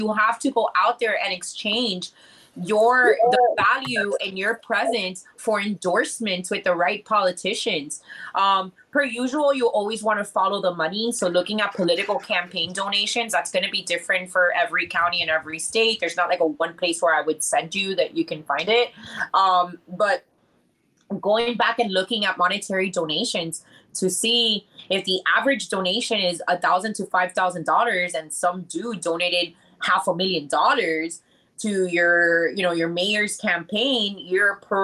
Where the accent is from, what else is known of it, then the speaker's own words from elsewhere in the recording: Miami, Florida, United States; first language English; we're from Miami